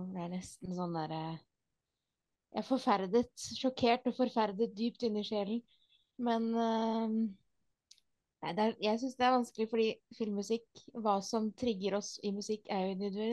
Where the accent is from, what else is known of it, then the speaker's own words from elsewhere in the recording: Norway; Vi er jo nordmenn